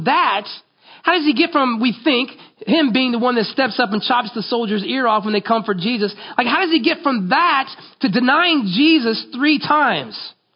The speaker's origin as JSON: {"language": "English", "region": "Florida", "country": "United States", "tie": "born or raised there", "said": "But I grew up in Florida, and every year we would have forest fires."}